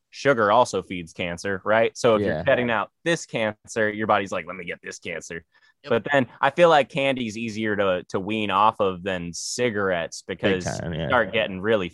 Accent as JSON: {"language": "English", "town": "San Diego", "region": "California", "country": "United States", "tie": "born or raised there", "said": "Man, I fuck with it. You know, it's like LA, but chiller, you know"}